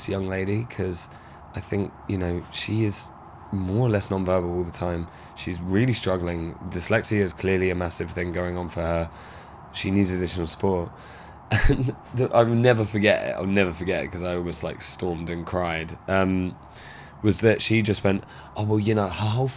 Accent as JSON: {"language": "English", "town": "Maidstone", "region": "South East England", "country": "United Kingdom", "tie": "born or raised there", "said": "my hometown was a real boxed in thing. There was real lack of youth engagement, lack of mental health practitioner going on. Maidstone in Kent"}